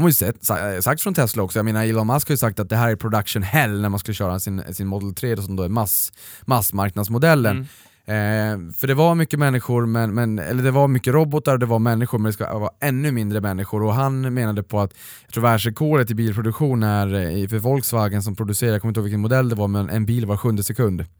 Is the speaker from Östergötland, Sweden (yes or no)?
no; Boden, Norrbotten County, Sweden; jag kommer ju faktiskt från Boden